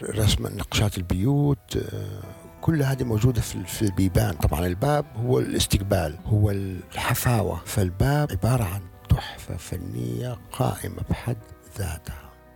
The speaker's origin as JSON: {"language": "Arabic", "region": "Eastern Province", "country": "Saudi Arabia", "also_born_or_lived": "Riyadh / Jeddah", "moved": "yes", "said": "انا من اهل الشرقيه كنت والرياض بس لما جيت على جده"}